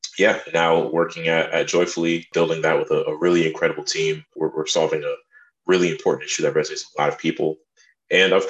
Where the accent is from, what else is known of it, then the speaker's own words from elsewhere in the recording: New Jersey, United States; also born or lived in France; I'm from New Jersey, and my mother, she is a French teacher, public school teacher in New Jersey